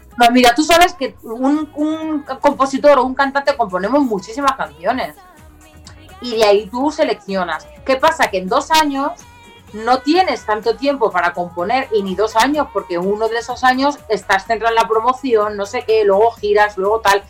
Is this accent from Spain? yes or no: yes; Leganés, Community of Madrid, Spain; yo era de Leganés